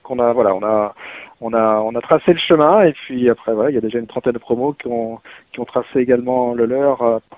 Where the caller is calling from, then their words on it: West Midlands, United Kingdom; non, non, je ne suis pas à Londres malheureusement, mais je suis près de Birmingham. Birmingham. En, Angleterre